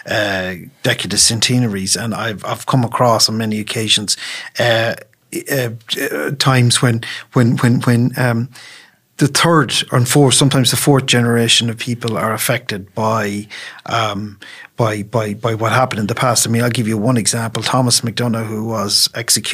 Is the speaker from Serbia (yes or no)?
no; Leitrim, Connacht, Ireland; As we're both from Leitrim